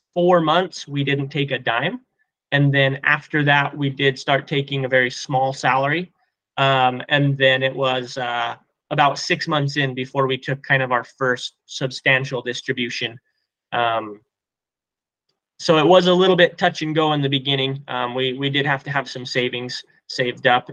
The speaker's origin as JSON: {"language": "English", "region": "Colorado", "country": "United States", "said": "we're from Colorado"}